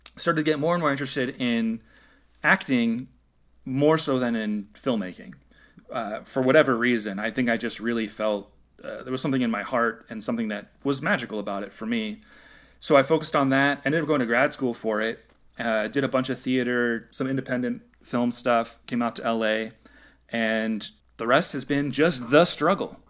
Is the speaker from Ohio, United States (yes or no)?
no; San Jose, California, United States; moved away as an adult; now in Los Angeles, United States; I'm originally from the Bay Area. I lived in San Jose, which is about an hour south of San